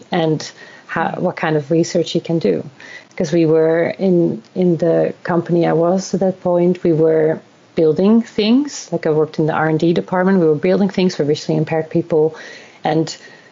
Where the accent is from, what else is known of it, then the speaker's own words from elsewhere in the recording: Netherlands; moved away as an adult; also born or lived in South Korea / Australia / Sweden; now in Stockholm, Sweden; I'm originally from the Netherlands. This is where I was born and raised and educated.